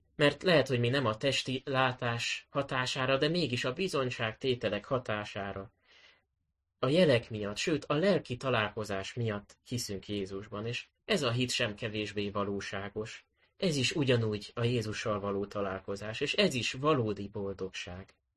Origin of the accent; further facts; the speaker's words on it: Budapest, Hungary; A nyolcadik kerületi gyülekezetbe, ahonnan, eh, ahol én is felnőttem